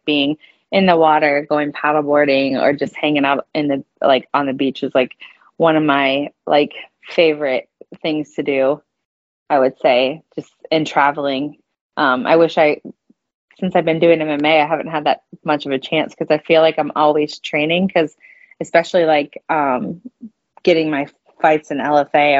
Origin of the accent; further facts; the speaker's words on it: St. Louis, Missouri, United States; I'm from St. Louis.